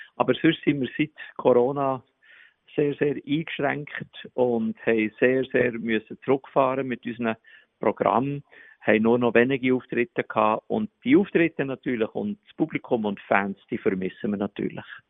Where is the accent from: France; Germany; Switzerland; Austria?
Switzerland; Bern; accent: Bernese German; Ich habe vier Mundart-CDs gemacht in Berndeutsch